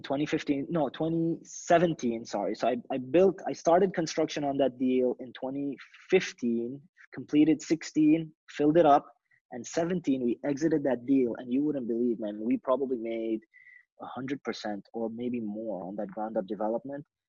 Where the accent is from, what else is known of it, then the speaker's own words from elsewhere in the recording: Dubai, United Arab Emirates; English is a second language; moved away as an adult; now in United States; I'm from Dubai.